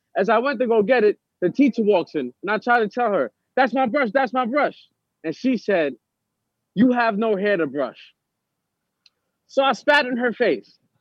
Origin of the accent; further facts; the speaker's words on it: New York City, New York, United States; also born or lived in Harlem / Brooklyn / the Bronx; I grew up in Harlem until I started living with my dad in Brooklyn, and until I got into too much trouble and I had to go back to the Bronx to live with my mom. So I was in three boroughs